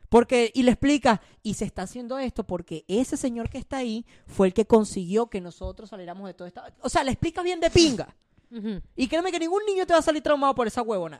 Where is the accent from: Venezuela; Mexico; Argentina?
Venezuela; somos, de Venezuela